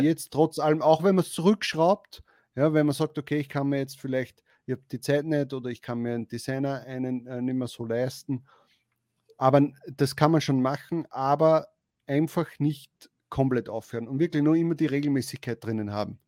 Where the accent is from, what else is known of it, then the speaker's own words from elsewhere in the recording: Austria; bei uns ist das so in Österreich